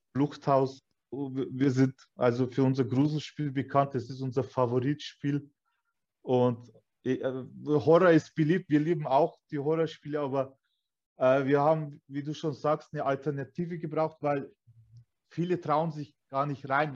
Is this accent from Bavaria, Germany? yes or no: yes; Weiden, Bavaria, Germany; ich bin Türke. Also ich bin hier geboren, aufgewachsen. Meine Eltern kamen damals aus Türkei.